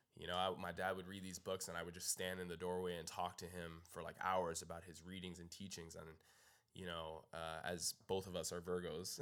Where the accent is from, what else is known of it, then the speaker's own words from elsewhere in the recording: Canada; moved away as an adult; now in Los Angeles, United States; I'm from Canada